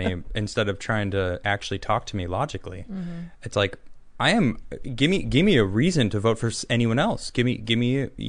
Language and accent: English; United States; I'm very American in that sense